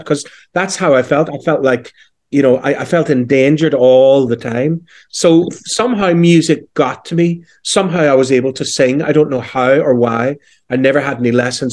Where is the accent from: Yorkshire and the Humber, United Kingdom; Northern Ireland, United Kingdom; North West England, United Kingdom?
Northern Ireland, United Kingdom; Belfast; accent: Northern Irish; moved away; also born or lived in London; I was born in 1966 in West Belfast, I suppose famously known as the Falls Road